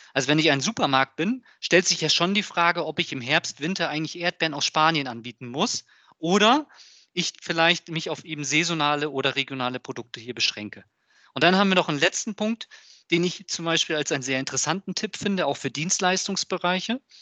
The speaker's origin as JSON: {"language": "German", "region": "Hamburg", "country": "Germany", "said": "ich komme ja aus Hamburg"}